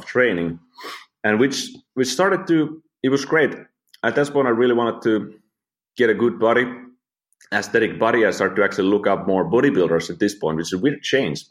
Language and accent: English; Finland; moved away as an adult; I'm from Finland. Lived there, you know, like 24 years before I started the travels.